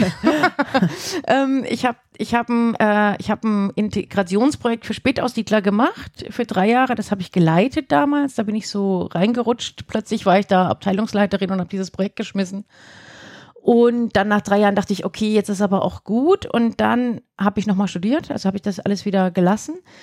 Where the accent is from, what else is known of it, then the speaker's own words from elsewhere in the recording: Thuringia, Germany; also born or lived in Erfurt; now in Würzburg, Germany; ich komme aus Würzburg, aber ich komme eigentlich gar nicht aus Würzburg. Aha. Ja, ich komme aus Thüringen